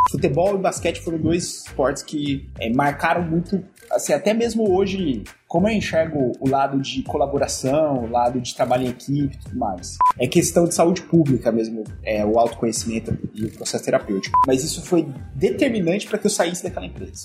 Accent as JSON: {"language": "Portuguese", "town": "Bauru", "region": "São Paulo", "country": "Brazil", "tie": "born or raised there", "moved": "as an adult", "said": "eu sou natural do interior de São Paulo, sou lá da cidade de Bauru"}